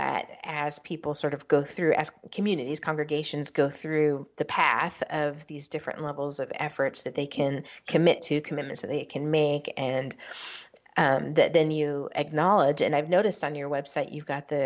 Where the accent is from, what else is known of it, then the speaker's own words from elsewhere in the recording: West Coast, United States; I grew up on the West Coast